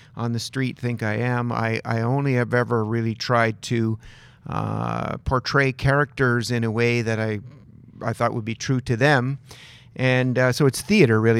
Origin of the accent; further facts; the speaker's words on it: Dalhousie, New Brunswick, Canada; working in a paper mill in northern New Brunswick where I grew up in Dalhousie